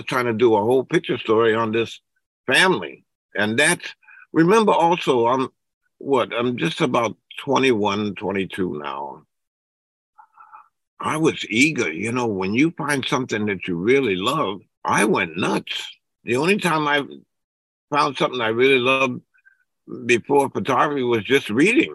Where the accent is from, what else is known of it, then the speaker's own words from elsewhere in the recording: New Bedford, Massachusetts, United States; moved away as an adult; I grew up in New Bedford, Massachusetts